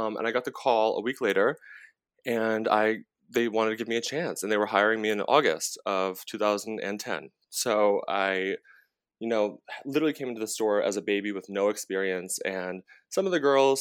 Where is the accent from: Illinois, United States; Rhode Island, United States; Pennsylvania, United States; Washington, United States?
Rhode Island, United States; moved away as an adult; now in New York, United States; I am from Rhode Island. I am a Dunkin' Donuts. We didn't even have a Starbucks until like right before I moved to New York.